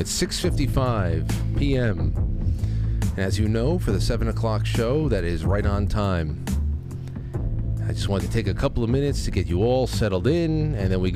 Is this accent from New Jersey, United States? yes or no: no; New York, United States; moved away; my home state of New York